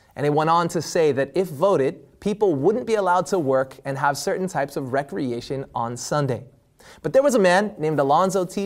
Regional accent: California, United States; my home state of California

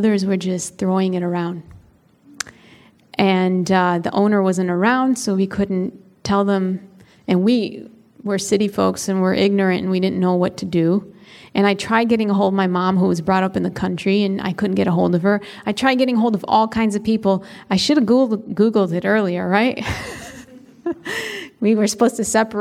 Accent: Chicago, Illinois, United States; I grew up in Chicago, in the city, not like a suburb of Chicago, in the city

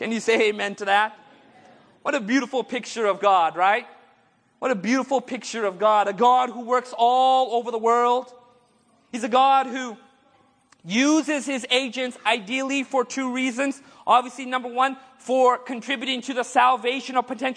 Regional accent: India; I'm Indian

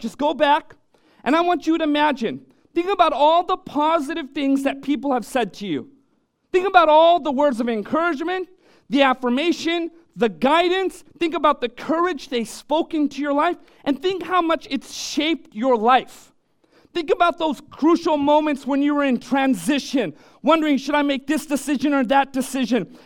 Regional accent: Orange County, California, United States; moved away; I was born and raised in Orange County

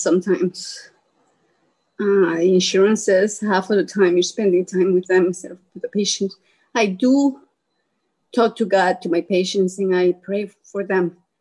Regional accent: El Salvador; moved away; I'm from El Salvador

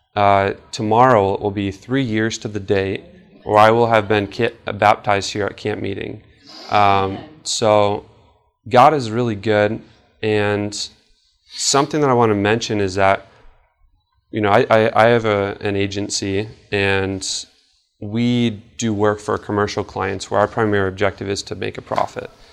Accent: Traverse City, Michigan, United States; I'm from Traverse City, so you know, we have the Cherry Festival

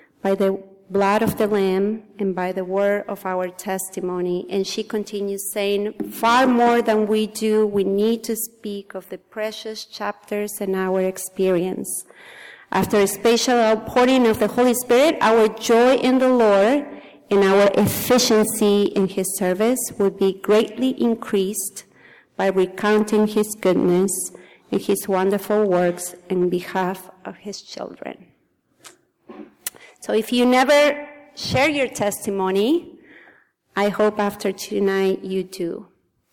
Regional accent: Argentina; English is a second language; moved away; I was born in Argentina in a very, very small town of 120 people.

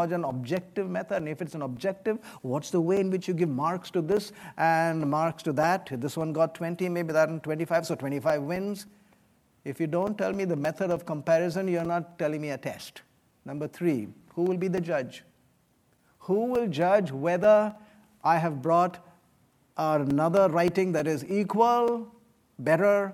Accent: West Bengal, India; moved away; I come from India. I come from the state of Bengal

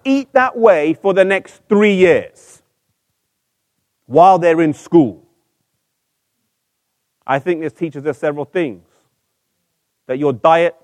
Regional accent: England, United Kingdom; I'm from England, but I'm half Icelandic and half Mauritian.

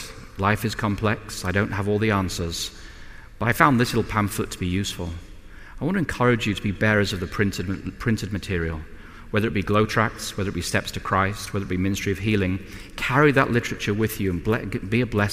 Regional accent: England, United Kingdom; as an Englishman

